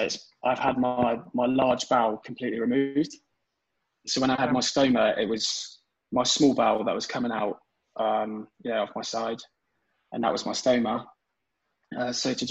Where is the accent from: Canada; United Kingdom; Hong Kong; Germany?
United Kingdom; Devon, South West England; my hometown in Devon